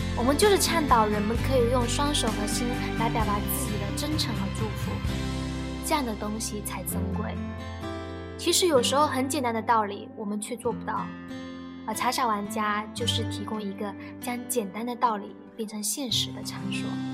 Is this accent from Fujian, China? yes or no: yes; Fujian, China; 是典型的九零后。二零一五年毕业于浙江农林大学茶文化专业。我是福建人，从小便在父辈茶壶里的茶摊中进来着，细茶四年有余